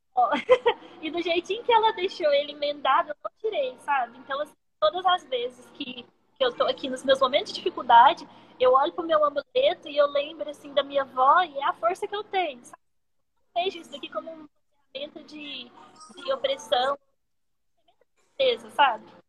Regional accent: Uberaba, Minas Gerais, Brazil; eu sou de Uberaba, sou mineira

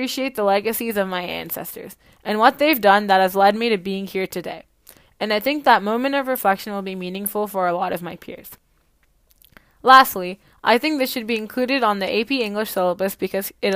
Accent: Canada; As an Indian Canadian

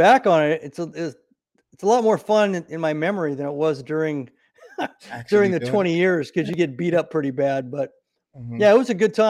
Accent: Nebraska, United States; So I grew up in Nebraska, and after my parents got divorced, I ended up traveling a lot of places before I graduated high school.

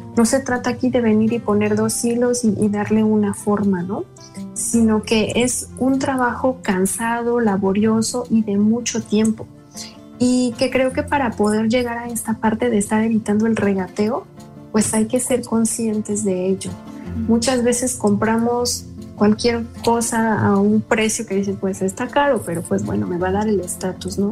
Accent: State of Mexico, Mexico; como mexicanas, como mexiquenses y sobre todo de esta zona

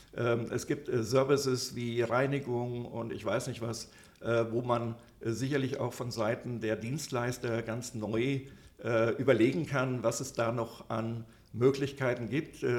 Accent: a small village near Büdingen, Upper Hesse, Germany; Ich äh, komme aus einem äh, kleinen Dorf aus der Nähe äh, äh, von Büdingen. Das ist also da im, in Oberhessen

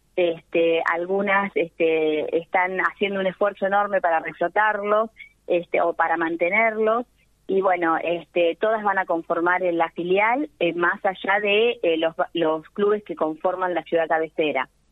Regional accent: Dudignac, Buenos Aires Province, Argentina; yo soy de Dudiñá, que es uno de las una de las localidades más grandes que tiene eh, 9 de julio

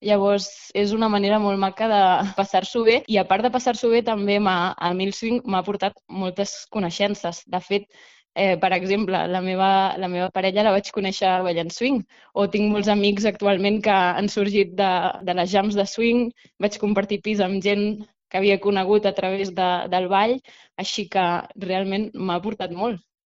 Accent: Badalona, Catalonia, Spain; jo sóc badalonina

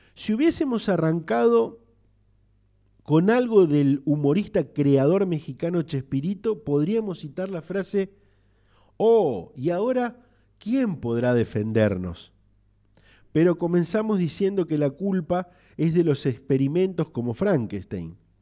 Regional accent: Argentina; somos desmemoriados los argentinos

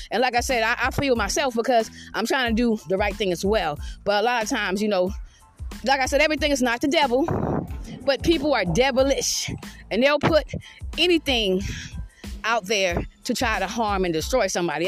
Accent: Georgetown, South Carolina, United States; also born or lived in Richland County, South Carolina / Irmo, South Carolina / Red Bank, Lexington County, South Carolina; I've never lived on the outside of South Carolina in my fucking life. I'm from Georgetown, South Carolina.

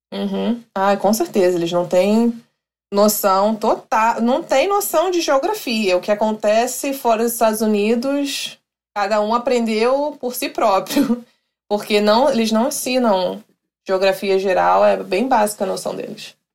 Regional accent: Rio de Janeiro, Brazil; accent: Rio de Janeiro (carioca); moved away as an adult; now in Nashville, United States; o meu sotaque eh, no, no, no Rio de Janeiro, por exemplo. Restaurante, que a gente fala com R.

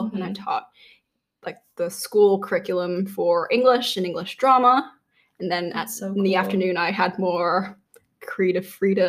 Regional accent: Connecticut, United States; also born or lived in Hong Kong; I am from Connecticut and from Hong Kong.

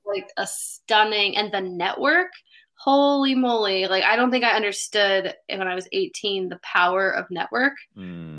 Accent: Bellevue, Washington, United States; also born or lived in Seattle; I grew up in Bellevue

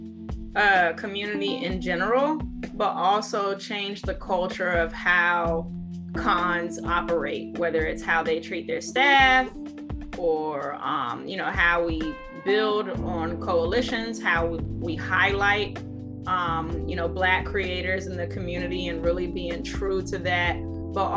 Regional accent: Washington, District of Columbia, United States; growing up in Chocolate City

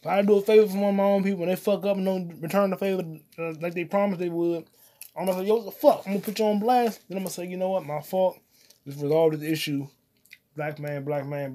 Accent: United States; I'm an American

